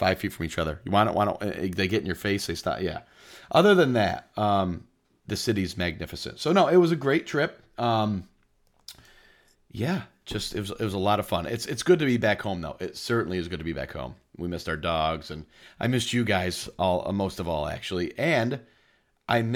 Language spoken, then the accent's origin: English; New York, United States; moved away; we got married in New York, in my hometown